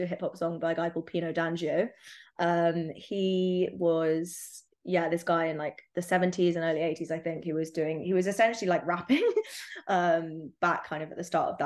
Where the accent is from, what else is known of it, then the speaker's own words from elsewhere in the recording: London, United Kingdom; Growing up in London